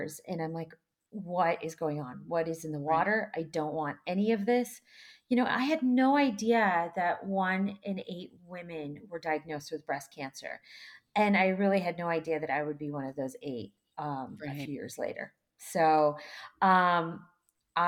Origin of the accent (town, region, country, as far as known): Seattle, Washington, United States; born or raised there; also born or lived in Kyiv, Ukraine